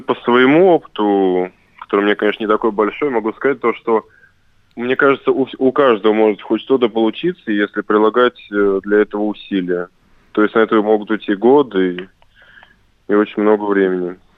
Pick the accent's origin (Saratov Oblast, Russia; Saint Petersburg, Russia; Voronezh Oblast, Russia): Saratov Oblast, Russia; Saratov; это команда моего города. Я коренной саратовец